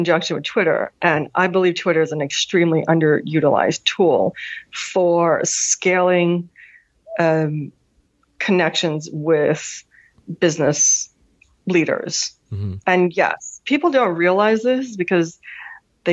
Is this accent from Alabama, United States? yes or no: no; New York City, New York, United States; also born or lived in Hanover, New Hampshire; I am a Manhattan girl. Mm-hmm. I grew up in New York City